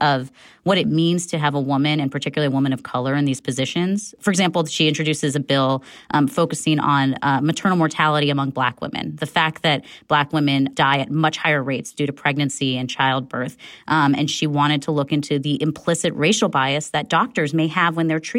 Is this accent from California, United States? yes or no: yes; California, United States; as a Californian